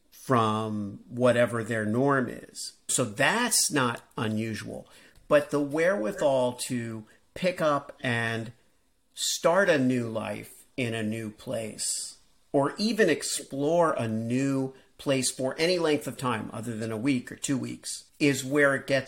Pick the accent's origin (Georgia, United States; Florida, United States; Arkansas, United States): Florida, United States; Miami; also born or lived in New York / California; now in Iowa, United States; I grew up in Miami